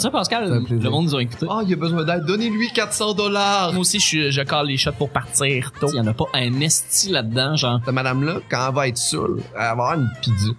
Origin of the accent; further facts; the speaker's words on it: Quebec City, Quebec, Canada; moved away; also born or lived in Beauce; je viens de la région, fait qu'on est habitué de s'aider un l'autre